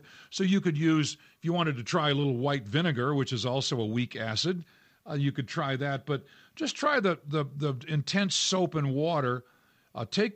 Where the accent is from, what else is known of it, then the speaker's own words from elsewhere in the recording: New England, United States; now in Colorado, United States; I grew up in New England